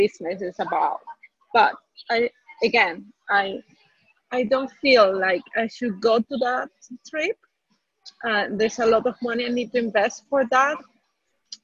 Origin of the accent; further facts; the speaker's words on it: Venezuela; I'm from Venezuela.